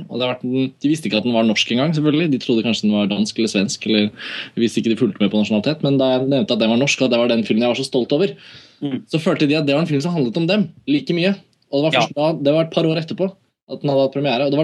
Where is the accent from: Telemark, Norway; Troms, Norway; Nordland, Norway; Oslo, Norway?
Oslo, Norway; Så kan jeg si sånn var det da jeg vokste opp i Oslo.